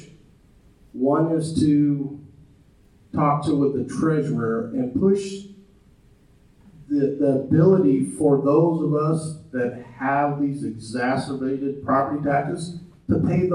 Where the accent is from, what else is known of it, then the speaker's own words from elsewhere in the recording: Douglas, Wyoming, United States; moved away as an adult; now in Johnson County, United States; I grew up in Douglas